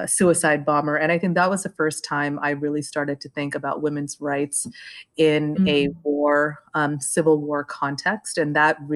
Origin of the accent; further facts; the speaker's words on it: Los Angeles, California, United States; also born or lived in Sri Lanka; now in New York, United States; I grew up in the San Fernando Valley